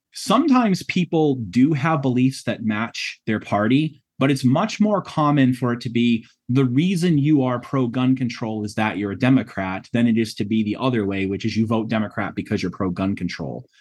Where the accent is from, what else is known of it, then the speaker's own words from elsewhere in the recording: New England, United States; moved away; I'm from the New England area originally.